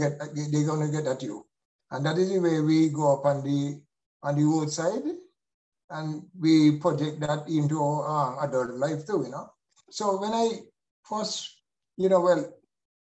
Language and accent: English; Cayon, Saint Kitts, St. Kitts & Nevis; if I have a chance to do it over again, I really don't want to be born any other place but Cayon